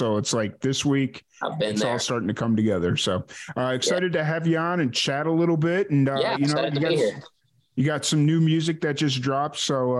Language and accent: English; Chicago, Illinois, United States; born or raised there; now in Texas, United States